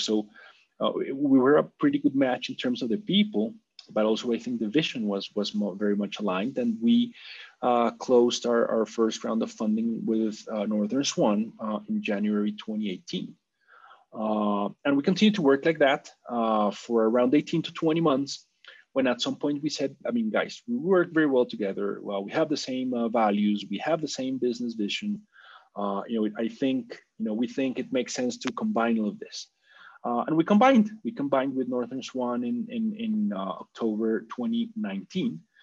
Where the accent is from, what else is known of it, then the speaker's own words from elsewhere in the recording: Colombia; I'm a Colombian, uh, born and raised in Colombia, uh, and have been living here most of my life